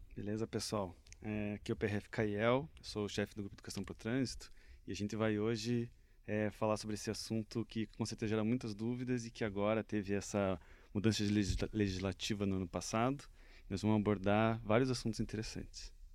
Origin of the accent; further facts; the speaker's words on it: Curitiba, Paraná, Brazil; also born or lived in Vilhena, Rondônia; Eu sou de Curitiba, natural daqui mesmo